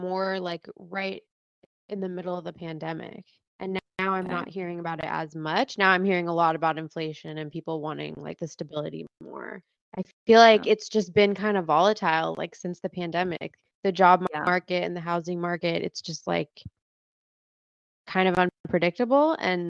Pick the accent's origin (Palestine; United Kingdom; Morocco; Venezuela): Morocco; As a fellow Moroccan, I wanted to ask what is the most like life-changing food that you ate growing up in Morocco